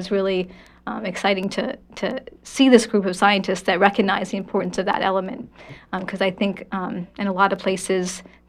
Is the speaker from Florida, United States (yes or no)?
no; Maine, United States; I grew up in Maine, like you said, on the coast of Maine, from fishing community